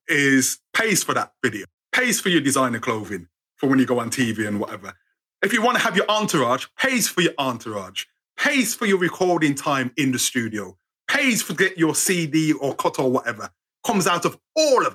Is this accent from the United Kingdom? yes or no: yes; United Kingdom; we're British